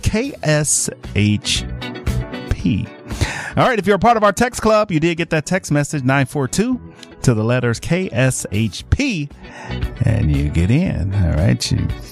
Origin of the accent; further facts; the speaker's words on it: Los Angeles, California, United States; now in Las Vegas, United States; L.A. That's my hometown.